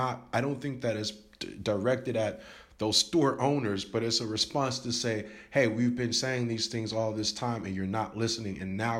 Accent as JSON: {"language": "English", "country": "United States", "lives_now": "Taiwan", "said": "I didn't really notice because I'm American and I didn't notice it. Where I live right now in Taiwan"}